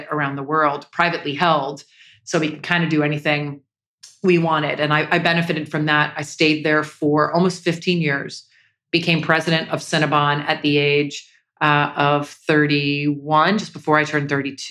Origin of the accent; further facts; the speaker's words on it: Jacksonville, Florida, United States; I grew up in Jacksonville, Florida.